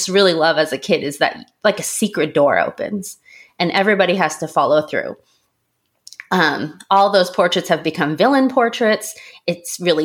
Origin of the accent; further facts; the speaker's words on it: a suburb of Tokyo, Japan; moved away; also born or lived in South Korea; I was very lucky to grow up in a suburb of Tokyo